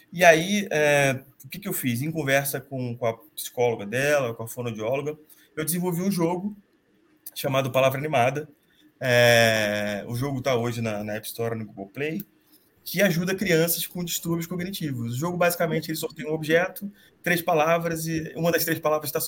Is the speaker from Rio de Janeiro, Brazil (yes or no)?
yes; Rio de Janeiro, Brazil; now in São Paulo, Brazil; eu sou carioca, moro em São Paulo faz quase 10 anos.